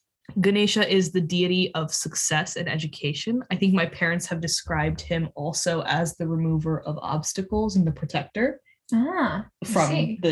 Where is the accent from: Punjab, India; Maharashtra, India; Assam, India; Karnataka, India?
Maharashtra, India; I'm from West India, mm-hmm. from the state of Maharashtra.